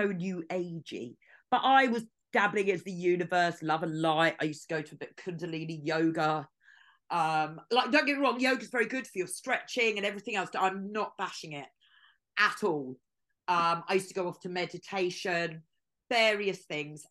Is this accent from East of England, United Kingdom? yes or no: yes; Watford, East of England, United Kingdom; moved away; I'm from Watford, I've got a lot of friends still living in Watford